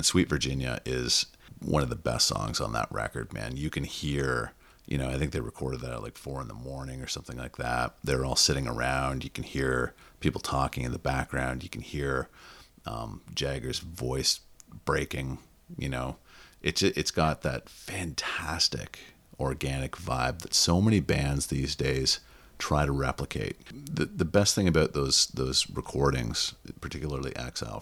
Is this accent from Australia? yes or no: no; Canada; I'm a Canadian.